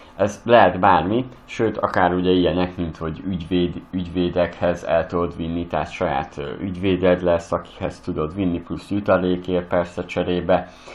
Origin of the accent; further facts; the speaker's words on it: Western Hungary, Hungary; én Nyugat-Magyarországról származok